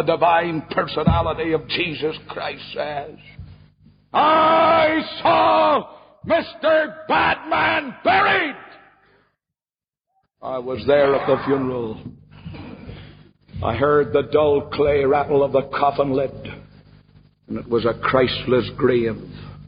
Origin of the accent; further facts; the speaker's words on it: Ballymena, Northern Ireland, United Kingdom; my hometown of Ballymena